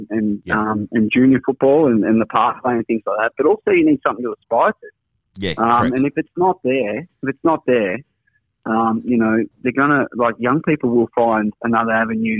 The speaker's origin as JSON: {"language": "English", "town": "Drouin", "region": "Victoria", "country": "Australia", "also_born_or_lived": "Burnie, Tasmania", "moved": "yes", "said": "I'm a country boy myself. I come from Gippsland"}